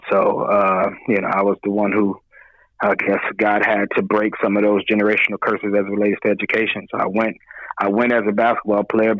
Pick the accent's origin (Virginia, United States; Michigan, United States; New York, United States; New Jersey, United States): Michigan, United States; Detroit; moved away as an adult; also born or lived in Mississippi; And so I'm born and raised in Detroit, so I'm known by everybody in Detroit as